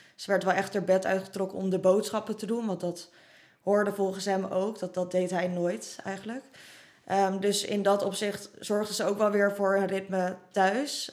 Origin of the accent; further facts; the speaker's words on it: Roelofarendsveen, South Holland, Netherlands; toen we in Rollevarensveen woonden